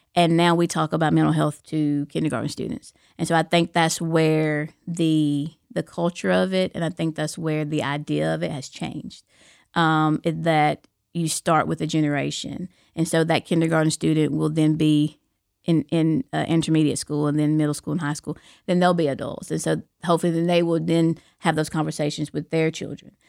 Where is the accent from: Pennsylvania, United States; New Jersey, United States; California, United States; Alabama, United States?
Alabama, United States; Fort Payne; I'm from Fort Payne, you know, Fort Payne High School, that's my alma mater